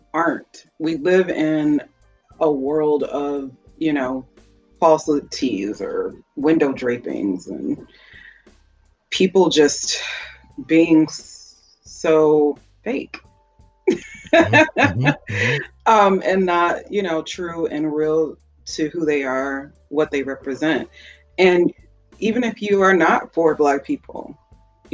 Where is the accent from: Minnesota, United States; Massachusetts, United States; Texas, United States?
Minnesota, United States; I am actually from Minnesota